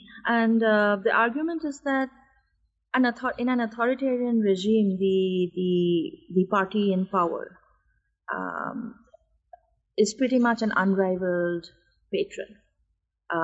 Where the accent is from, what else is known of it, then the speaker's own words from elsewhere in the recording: India; my life growing up in India